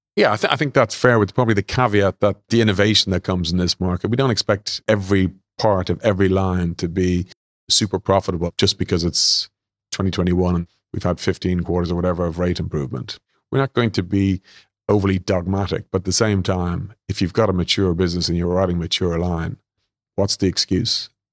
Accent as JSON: {"language": "English", "country": "Ireland", "also_born_or_lived": "London / Sydney", "accent": "Irish", "moved": "as an adult", "said": "I'm Irish, as you guys will hear"}